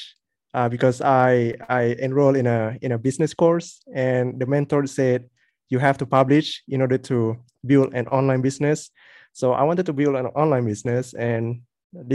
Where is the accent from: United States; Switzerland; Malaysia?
Malaysia; I'm from Malaysia